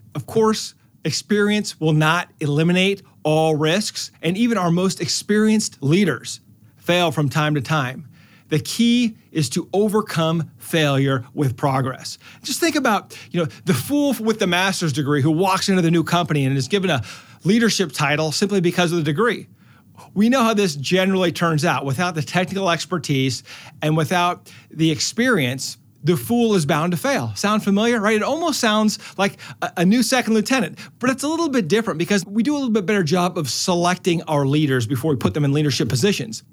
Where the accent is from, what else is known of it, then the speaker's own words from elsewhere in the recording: Omaha, Nebraska, United States; I'm from Omaha